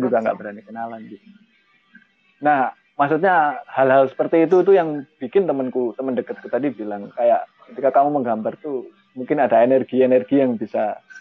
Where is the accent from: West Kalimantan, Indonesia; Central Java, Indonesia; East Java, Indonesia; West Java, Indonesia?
East Java, Indonesia; saya memang orang Jawa Timur tinggal di Malang sekarang